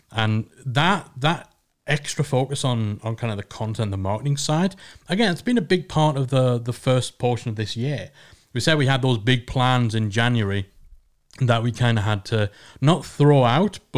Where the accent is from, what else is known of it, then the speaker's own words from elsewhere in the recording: England, United Kingdom; It's just because we're English.